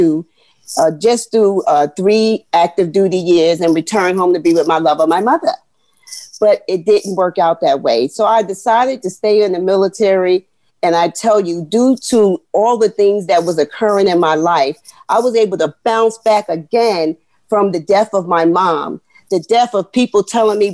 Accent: Jersey City, New Jersey, United States; I grew up in Jersey City, where I'm going to be honest, the school district just is not up to par

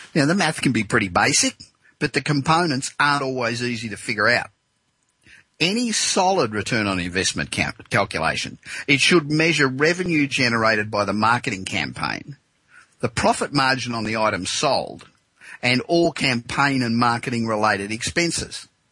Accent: Australia; now in Los Angeles, United States; back in my home country of Australia

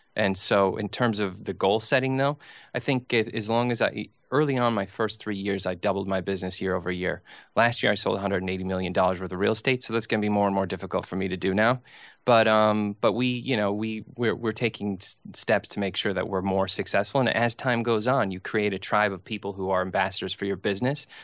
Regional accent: St. Cloud, Minnesota, United States; now in New York, United States; I grew up in a place called Saint Cloud, Minnesota

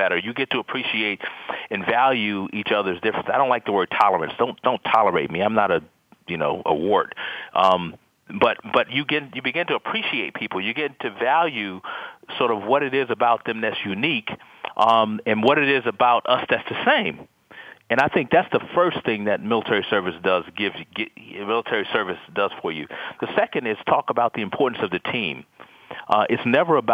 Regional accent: Detroit, Michigan, United States; I was from Detroit

